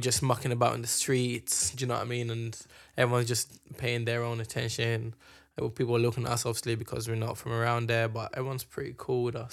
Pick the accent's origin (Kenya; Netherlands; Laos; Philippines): Kenya; moved away; we grew up in Kenya